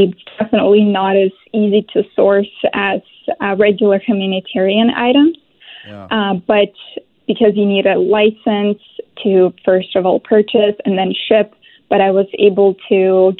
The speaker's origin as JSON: {"language": "English", "country": "Ukraine", "tie": "born or raised there", "moved": "as an adult", "lives_now": "Vancouver, Canada", "said": "I was born and grown in Ukraine and came to Vancouver in 2017, so this will be my fifth year anniversary this year being here in Canada."}